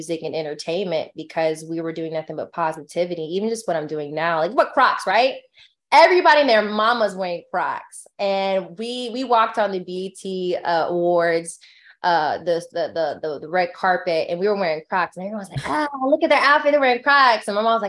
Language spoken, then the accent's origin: English; California, United States; I'm big in California because I'm from California and that's where I'm at.